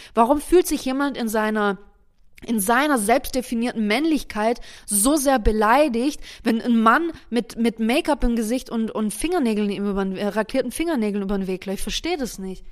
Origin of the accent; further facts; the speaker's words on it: Germany; bei uns in Deutschland